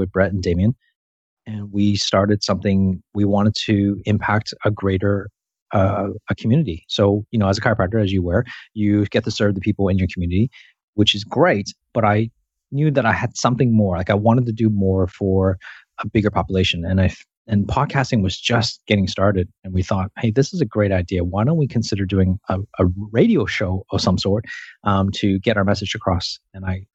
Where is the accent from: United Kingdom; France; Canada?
Canada; moved away as an adult; also born or lived in Hong Kong / Toronto; now in Sydney, Australia; I was born and raised in Canada. That's where my accent comes from.